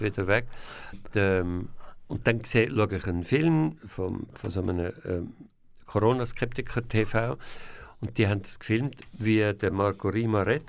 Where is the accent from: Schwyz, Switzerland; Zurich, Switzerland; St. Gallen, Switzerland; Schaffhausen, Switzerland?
Zurich, Switzerland; Zürcher Weinland; also born or lived in Bern / Winterthur / Engadin; ich bin in Bern geboren, weil mein Vater ist Berner war. Mein Vater ist sehr früh gestorben. Und wo mein Vater gestorben ist, bin ich mit meiner Familie zusammen nach in Kanton Zürich gezügelt, aufs Land, in ein Haus mit einem Garten und bin dort aufgewachsen